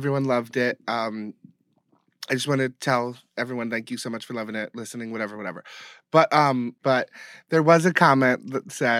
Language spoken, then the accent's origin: English; Bowie, Maryland, United States; Bowie, which was my hometown